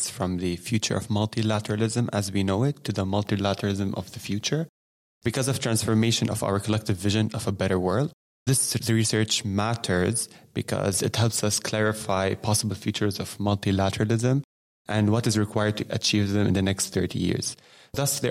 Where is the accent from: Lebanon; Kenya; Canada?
Lebanon; now in Geneva, Switzerland; I'm from Lebanon originally